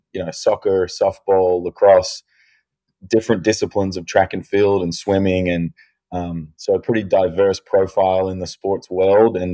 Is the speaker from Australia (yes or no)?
yes; Adelaide, South Australia, Australia; now in United States; we were born and raised in Adelaide, South Australia